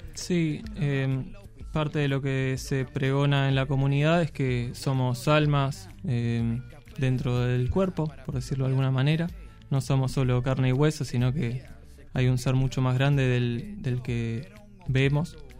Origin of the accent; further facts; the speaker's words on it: Mar del Plata, Buenos Aires Province, Argentina; moved away as an adult; also born or lived in Córdoba; me tocó nacer en Mar del Plata, vengo allá de la costa